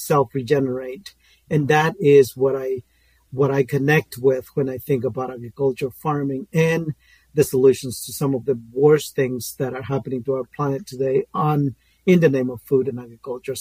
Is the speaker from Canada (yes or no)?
no; Guatemala; moved away; I'm originally from Guatemala. I grew up in the rainforest of Guatemala